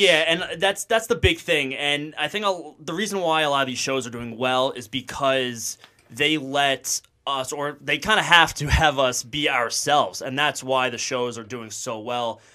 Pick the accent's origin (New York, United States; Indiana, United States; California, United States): New York, United States; Sayville; also born or lived in Virginia; I'm from Long Island, New York, South Shore, a little small town called Sable